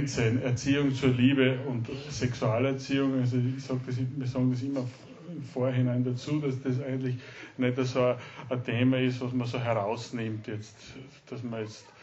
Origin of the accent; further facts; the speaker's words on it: Styria, Austria; now in Salzburg, Austria; wir sind gebürtige Steirer, leben in Salzburg, in Österreich und ich arbeite in Salzburg.